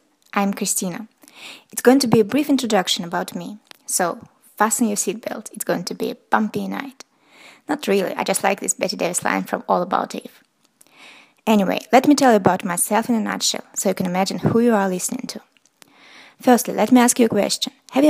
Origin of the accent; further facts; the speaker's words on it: Russia; accent: Russian; English is a second language; English is not my mother tongue. I suppose you have already noticed that I have an accent, and unfortunately, it's not a British one. It's Russian. That's right, I'm Russian, and live in Russia so far.